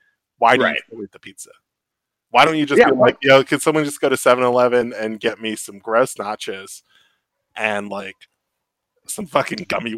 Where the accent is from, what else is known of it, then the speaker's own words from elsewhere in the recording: West Coast, United States; I'm from the West Coast.